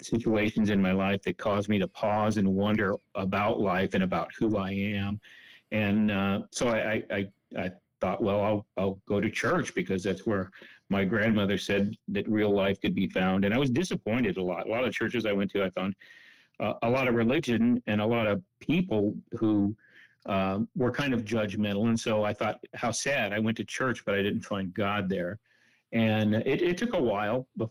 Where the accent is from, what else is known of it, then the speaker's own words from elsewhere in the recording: San Jose, California, United States; I grew up in Central California, in San Jose. Went to high school there